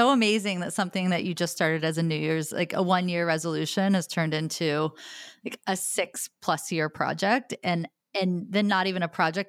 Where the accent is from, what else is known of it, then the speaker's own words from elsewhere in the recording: Logansport, Indiana, United States; I mean, I'm from Logansport, Indiana.